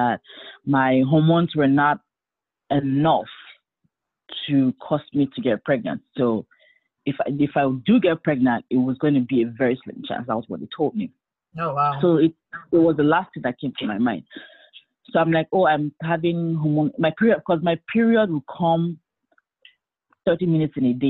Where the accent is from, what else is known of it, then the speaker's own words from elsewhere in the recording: Nigeria; now in Atlanta, United States; I live in Atlanta. I am a single mother of one, and I am from Nigeria by birth, but American by citizenship.